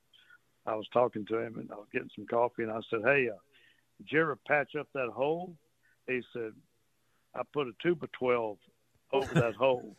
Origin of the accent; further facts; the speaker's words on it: Port Arthur, Texas, United States; now in Port O'Connor, United States; growing up in Port Arthur, I mean, we had a lot of alligators.